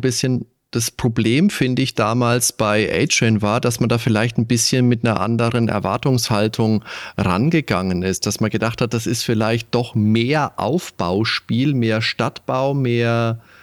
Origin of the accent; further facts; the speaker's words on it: Germany; bei uns in Deutschland